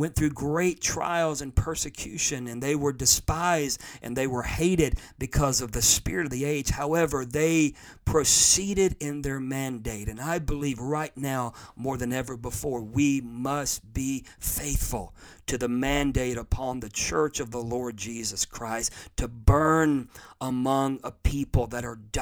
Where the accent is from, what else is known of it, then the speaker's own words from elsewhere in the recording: United States; I'm an American. I live in America